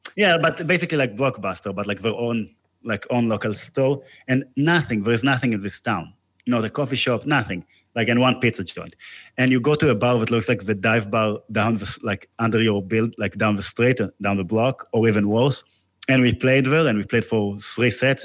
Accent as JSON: {"language": "English", "country": "Israel", "moved": "yes", "said": "I'm from Israel"}